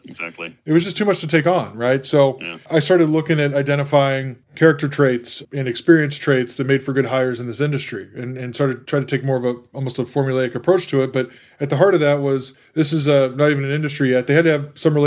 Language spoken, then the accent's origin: English; Central Texas, United States; moved away as an adult; also born or lived in Los Angeles / San Francisco / Boston / New York; now in Chicago, United States; was kicked out of high school growing up in Central Texas